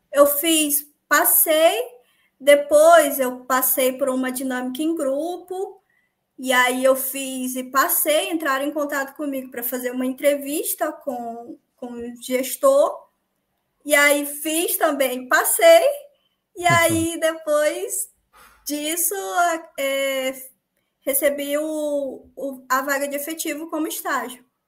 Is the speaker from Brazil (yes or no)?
yes; Paragominas, Pará, Brazil; Eu sou de, do Pará, uma cidadezinha chamada Paragominas.